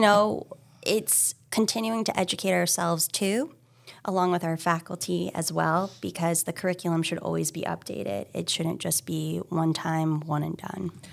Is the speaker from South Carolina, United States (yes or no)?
yes; Hilton Head Island, South Carolina, United States; also born or lived in San Francisco; now in Massachusetts, United States; I grew up in South Carolina, Hilton Head Island